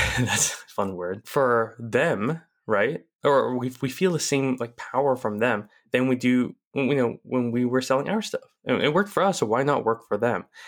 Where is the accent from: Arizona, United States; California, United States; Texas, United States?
Arizona, United States; Chandler; I grew up in Chandler, Arizona, in the suburb of Phoenix